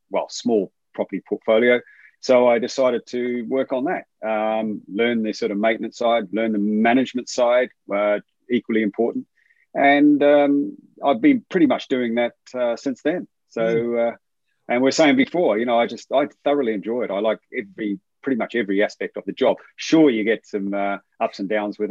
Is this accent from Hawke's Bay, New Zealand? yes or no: no; Whitianga, Waikato, New Zealand; it's all started really in a place called Whitianga, which is a very, very small town